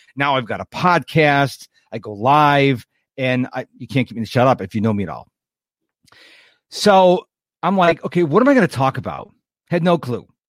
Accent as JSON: {"language": "English", "town": "Rochester", "region": "New York", "country": "United States", "tie": "born or raised there", "also_born_or_lived": "Houston, Texas", "moved": "yes", "said": "I was born and raised in Rochester, New York, moved to Houston in nineteen ninety-seven"}